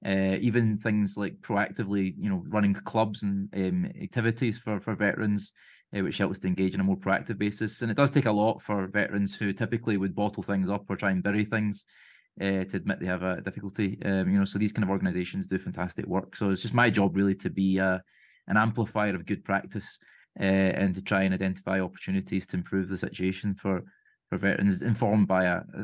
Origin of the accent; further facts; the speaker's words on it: Glasgow, Scotland, United Kingdom; the constituency I was born and brought up in Springburn in the north east of Glasgow.